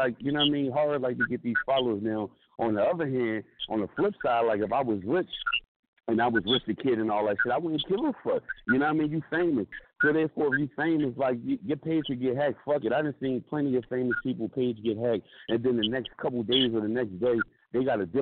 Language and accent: English; Philadelphia, Pennsylvania, United States; I'm from Philly.